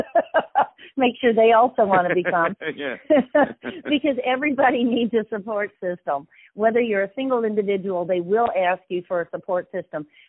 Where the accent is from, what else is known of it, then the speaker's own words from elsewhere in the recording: Wisconsin, United States; I am from the Midwest and from the Wisconsin area